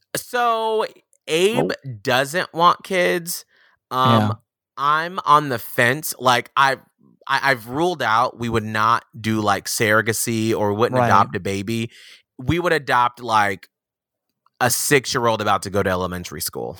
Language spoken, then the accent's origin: English; Atlanta, Georgia, United States; I'm from Atlanta, Georgia.